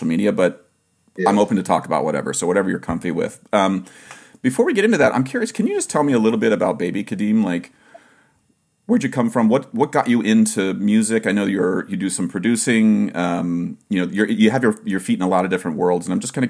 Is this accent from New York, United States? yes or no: no; Ohio, United States; I was born in Ohio